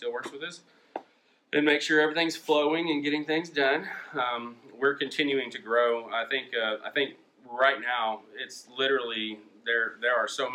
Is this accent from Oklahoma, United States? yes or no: yes; Perkins, Oklahoma, United States; we're 3rd generation from Perkins.